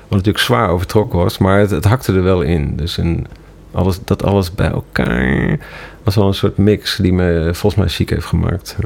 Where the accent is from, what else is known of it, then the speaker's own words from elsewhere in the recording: Ermelo, Gelderland, Netherlands; moved away as an adult; also born or lived in Amsterdam; In dat dorp waar, waar, waar ik vandaan kwam